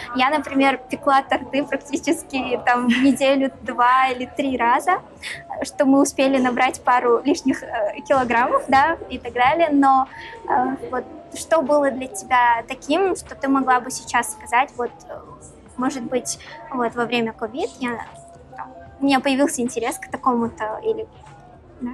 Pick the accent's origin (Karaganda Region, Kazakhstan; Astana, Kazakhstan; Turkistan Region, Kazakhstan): Karaganda Region, Kazakhstan; Karaganda; я, например, родилась в Караганде, и все свое детство я провела, наоборот, на севере Казахстана